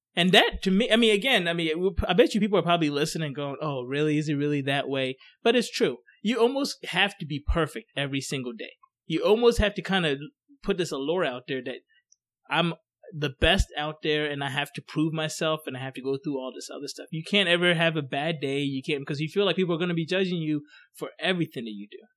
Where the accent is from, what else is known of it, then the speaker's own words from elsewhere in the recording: Coatesville, Pennsylvania, United States; also born or lived in Ghana; where I grew up in Coatesville, I mean, it was a mixture of everybody